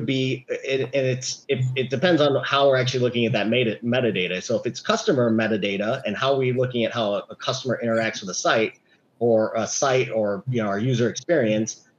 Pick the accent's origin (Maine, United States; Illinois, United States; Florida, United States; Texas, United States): Illinois, United States; Chicago; now in California, United States; I grew up in Chicago